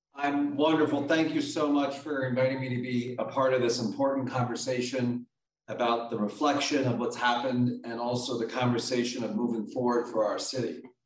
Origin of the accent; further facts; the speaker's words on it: Philadelphia, Pennsylvania, United States; I'm from Philly. My mom was a single mom raising two